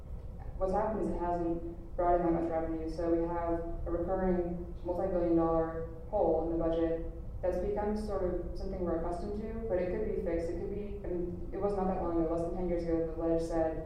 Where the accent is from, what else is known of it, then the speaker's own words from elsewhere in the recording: Texas, United States; the things you hear as a Texan, oh, Texans are just so backwards, so knuckle-dragging.